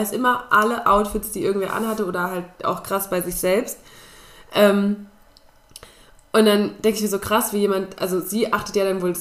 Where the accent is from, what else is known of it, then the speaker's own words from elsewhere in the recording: Spain; Das ist meine Kindheit in Spanien.